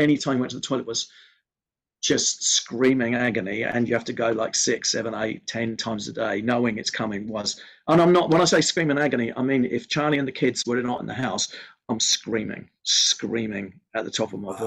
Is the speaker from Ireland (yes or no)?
yes; Ireland; I'm Irish.